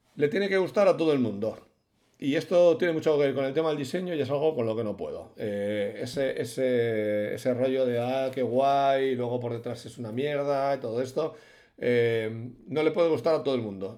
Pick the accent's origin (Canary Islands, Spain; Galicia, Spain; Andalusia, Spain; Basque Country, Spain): Basque Country, Spain; Bilbao; yo soy de Bilbao y somos sur de Europa